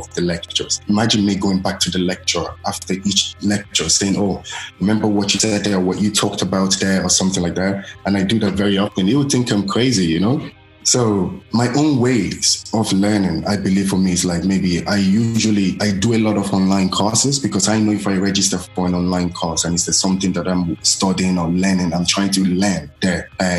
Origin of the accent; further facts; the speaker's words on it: Ireland; also born or lived in Nigeria; Growing up in Ireland is a little bit difficult actually. So let me just say, first of all, I don't have a degree. So I did go to school in Ireland. I didn't go to primary school in Ireland. I went to primary school in Nigeria because I was very young then.